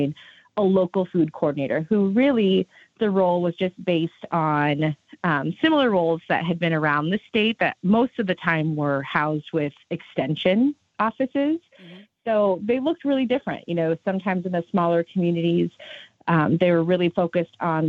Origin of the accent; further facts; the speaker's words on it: Southwest Iowa, United States; I'm originally from Southwest Iowa